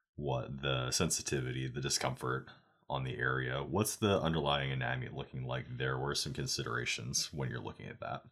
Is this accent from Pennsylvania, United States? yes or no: no; Oregon, United States; now in Texas, United States; I'm from Oregon